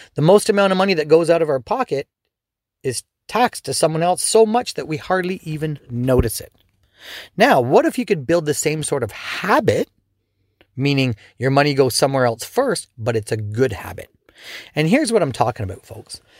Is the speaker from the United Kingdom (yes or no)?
no; Canada; also born or lived in Ontario; as a Canadian, especially in Ontario